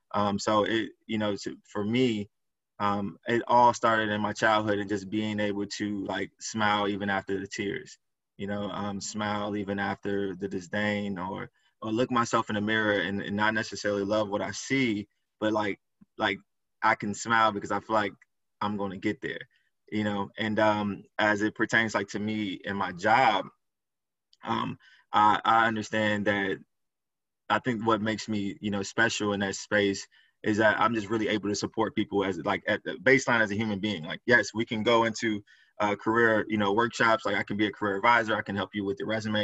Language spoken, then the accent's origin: English; Chicago, Illinois, United States; So I grew up in Chicago, inner city